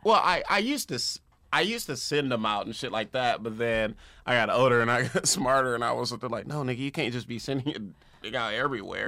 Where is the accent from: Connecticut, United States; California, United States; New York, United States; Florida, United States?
California, United States; Compton; also born or lived in Los Angeles; I'm from Compton, born and raised